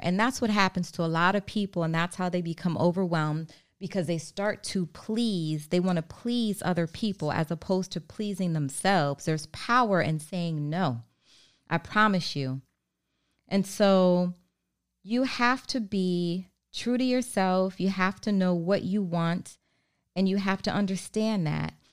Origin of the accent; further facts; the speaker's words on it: Maryland, United States; also born or lived in Baltimore; I'm from Maryland.